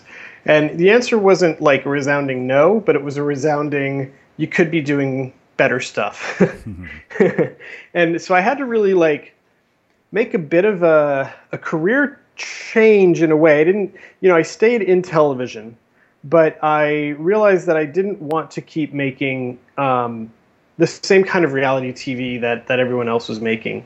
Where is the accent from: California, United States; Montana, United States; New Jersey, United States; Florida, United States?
Florida, United States; South; moved away as an adult; also born or lived in New York; I grew up in South Florida